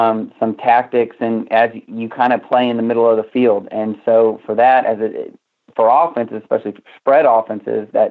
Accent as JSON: {"language": "English", "region": "Missouri", "country": "United States", "moved": "as an adult", "lives_now": "Texas, United States", "said": "I'm actually originally from Missouri"}